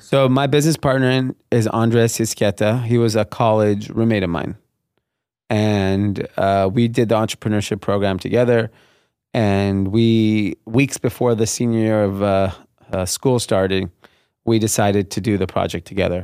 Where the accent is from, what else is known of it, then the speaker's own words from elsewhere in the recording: Los Angeles, California, United States; I grew up in a suburb of L A called Grenada Hills. Uh, it's in the San Fernando Valley.